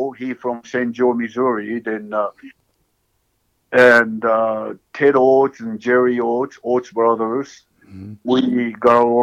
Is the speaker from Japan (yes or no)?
yes; Japan; English is a second language; moved away as an adult; I'm from Japan.